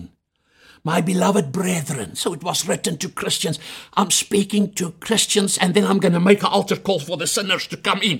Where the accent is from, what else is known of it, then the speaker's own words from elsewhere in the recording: Chingola, Copperbelt Province, Zambia; now in South Africa; I was born in Shingola in Zambia.